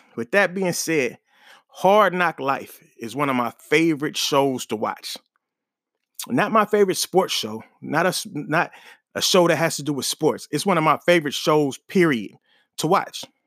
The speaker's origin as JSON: {"language": "English", "town": "Oakland", "region": "California", "country": "United States", "tie": "born or raised there", "moved": "yes", "said": "born and raised in Oakland"}